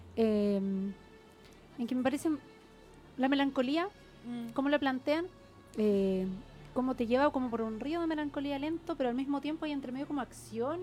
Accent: Santiago, Santiago Metropolitan Region, Chile; en mi adolescencia, digamos, acá en Santiago

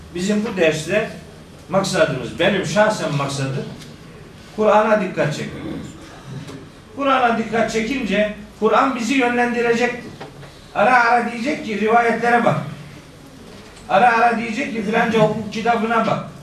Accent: Of, Trabzon, Turkey; Ben de Ofluyum

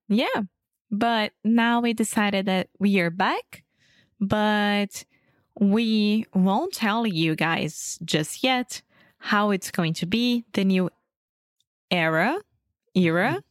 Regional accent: Rio de Janeiro, Brazil; English is a second language; I'm originally from Rio de Janeiro, Brazil.

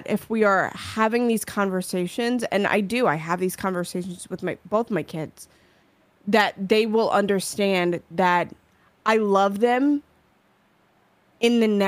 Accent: New York, United States; I'm from New York.

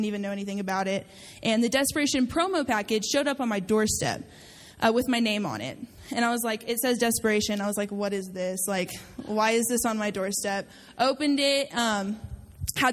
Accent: Amarillo, Texas, United States; I'm a DLA intern this year. I'm a first year. I am from Amarillo, Texas.

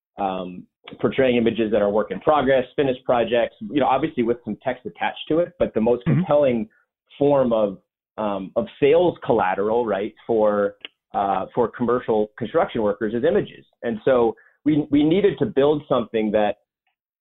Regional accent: Darien, Connecticut, United States; also born or lived in New York; now in Boston, United States; I grew up in Darien, Connecticut, the oldest of three children

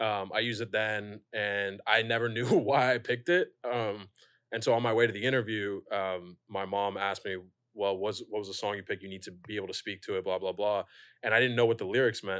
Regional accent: Pasadena, California, United States; now in New York, United States; I'm from Pasadena. We have a parade.

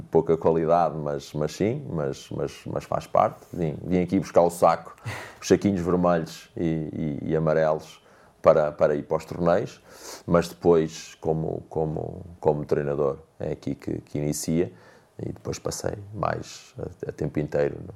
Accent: Mortágua, Viseu, Portugal; Eu nasci em. em fui criado em Mortágua, ah, no bairro da Gandarada, atrás do, do, do campo da Gandarada.

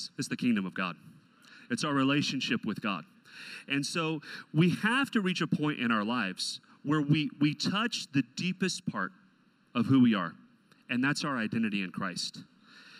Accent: Texas, United States; my first car had a big sticker on the back that said Native Texan. So I was born in the nation of Texas.

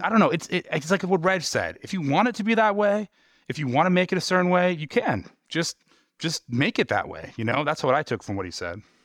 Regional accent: New York, United States; moved away; my hometown in New York

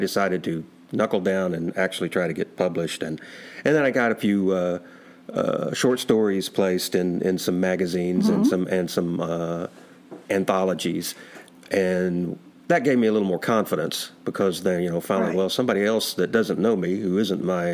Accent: South Arkansas, United States; moved away; I'm originally from South Arkansas

